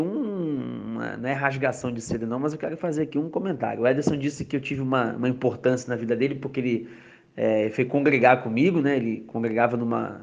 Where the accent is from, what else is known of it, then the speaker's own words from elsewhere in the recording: Rio de Janeiro, Brazil; moved away as an adult; now in São Paulo, Brazil; O Edson agora tá morando na Bahia, eu tô morando em São Paulo e nós somos cariocas